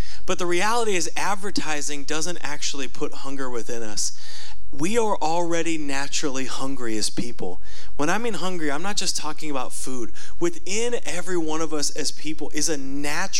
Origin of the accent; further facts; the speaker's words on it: United States; as American Christians